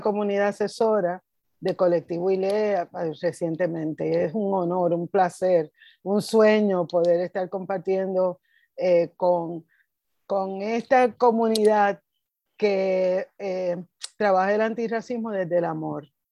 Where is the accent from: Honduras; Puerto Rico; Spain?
Puerto Rico; era puertorriqueña